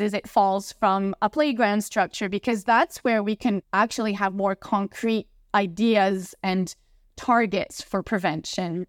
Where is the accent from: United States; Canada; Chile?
Canada; I'm from Canada, so there's a lot of hockey here, ice hockey.